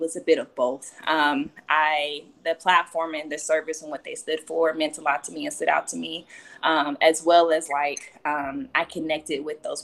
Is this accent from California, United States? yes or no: no; Oklahoma City, Oklahoma, United States; I grew up in Oklahoma City with my mom and my brother